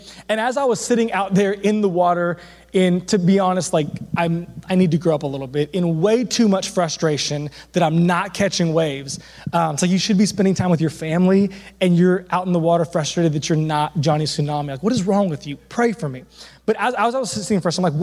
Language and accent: English; Southern California, United States; I'm from Southern California